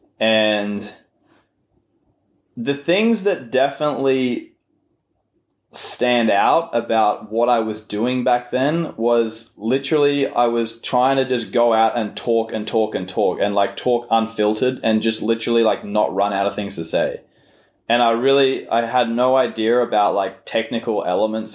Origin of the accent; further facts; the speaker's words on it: Australia; the culture of growing up in Australia